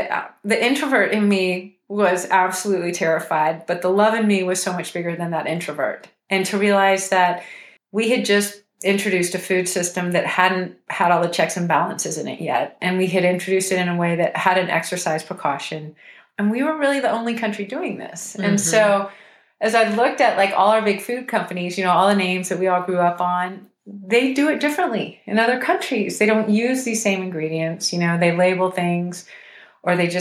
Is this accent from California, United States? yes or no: no; Houston, Texas, United States; I'm from Houston